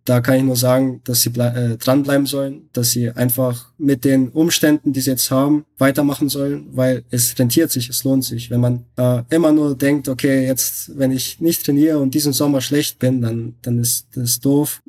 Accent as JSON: {"language": "German", "town": "Belgrade", "country": "Serbia", "tie": "born or raised there", "moved": "yes", "lives_now": "Munich, Germany", "said": "ich gebürtiger Bel Belgrader bin"}